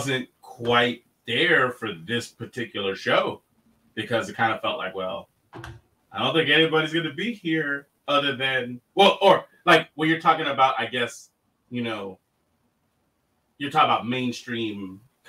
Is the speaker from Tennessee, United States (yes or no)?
no; Los Angeles, California, United States; growing up in Los Angeles